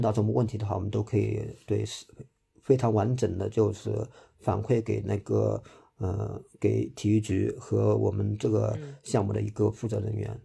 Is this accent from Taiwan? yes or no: no; Hangzhou, Zhejiang, China; 我是浙江人，我是杭州本地人